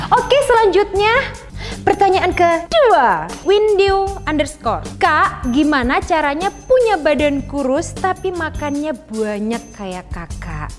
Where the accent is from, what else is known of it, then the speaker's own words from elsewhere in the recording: Banyuwangi, East Java, Indonesia; Aku tuh berasal dari Banyuwangi, desanya Sumber Jambi di pelosok dusun masuk gunung keluar gunung.